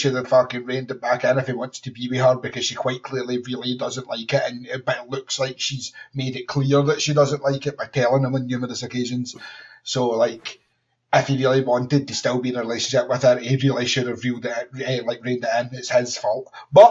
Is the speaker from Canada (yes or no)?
no; Utah, United States; It's like, my Glaswegian husband moved in with me, and I grew up in Utah.